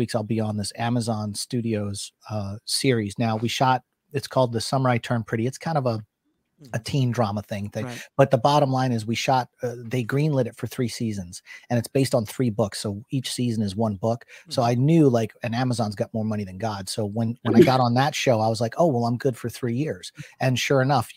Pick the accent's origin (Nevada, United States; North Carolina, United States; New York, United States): North Carolina, United States; Wilmington; here in my hometown